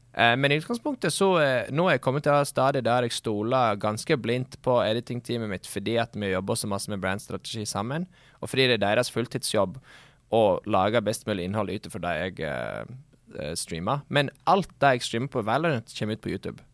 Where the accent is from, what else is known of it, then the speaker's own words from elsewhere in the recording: Sogndal, Vestland, Norway; Det er jo lettere å skjønne meg på engelsk enn norsk, siden jeg er fra Sogndal.